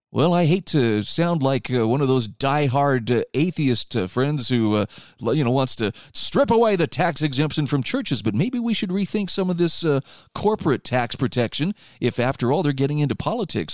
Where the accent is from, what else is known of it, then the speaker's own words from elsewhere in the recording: Utah, United States; my home state of Utah